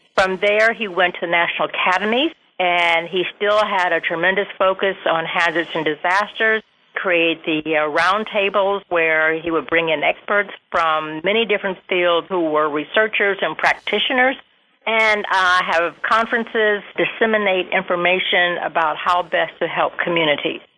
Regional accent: Toledo, Ohio, United States; also born or lived in Columbus, Ohio; I am from Ohio, uh, Toledo, Ohio. My parents were part of the Great Migration there, and they met at Toledo, uh, Toledo University, and uh, I lived there until I was 14 and moved to Columbus

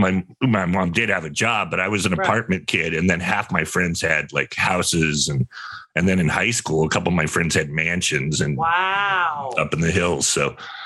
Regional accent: Sonoma, California, United States; born or raised there

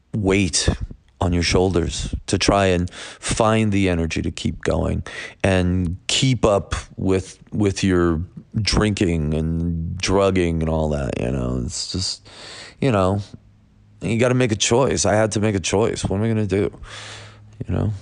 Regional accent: Buffalo, New York, United States; I'm from Buffalo, New York

